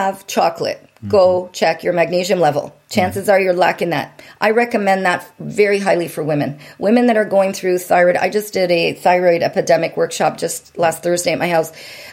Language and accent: English; Windsor, Ontario, Canada; moved away as an adult; now in California, United States; Windsor, Ontario. And if you blink your eyes on a map, you might just miss it